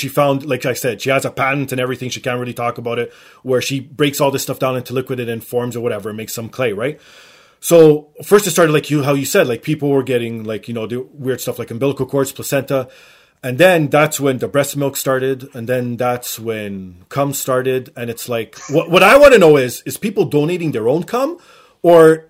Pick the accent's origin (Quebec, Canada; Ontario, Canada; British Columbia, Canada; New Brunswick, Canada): Ontario, Canada; Toronto; my hometown of Toronto